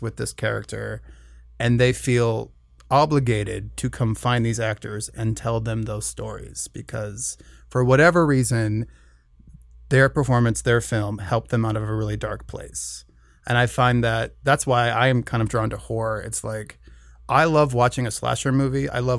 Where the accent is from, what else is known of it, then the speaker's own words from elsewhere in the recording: Minnesota, United States; I'm from Minnesota.